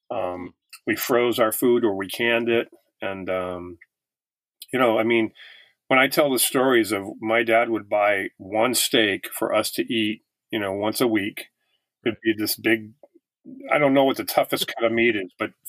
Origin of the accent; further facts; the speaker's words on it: Massachusetts, United States; also born or lived in Italy / Germany; we grew up in Massachusetts um where uh I'm a, an army brat. My dad was in the military for 22 years and uh so we uh, lived near Fort Devens in Massachusetts for a while.